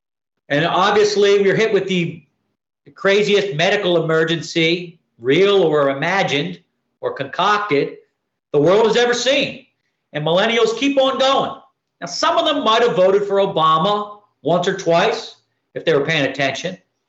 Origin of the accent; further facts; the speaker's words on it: Philadelphia, Pennsylvania, United States; as an Irish Catholic guy from Philadelphia